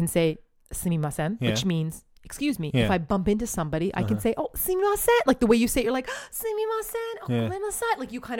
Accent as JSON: {"language": "English", "town": "Toronto", "region": "Ontario", "country": "Canada", "tie": "born or raised there", "also_born_or_lived": "Korea", "moved": "as an adult", "lives_now": "Japan"}